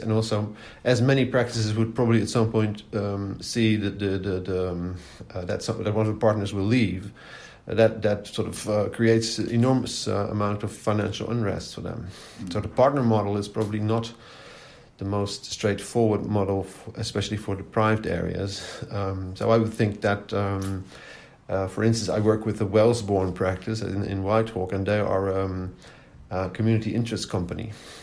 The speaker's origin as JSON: {"language": "English", "country": "Netherlands", "moved": "as an adult", "lives_now": "United Kingdom", "said": "I'm originally from Holland"}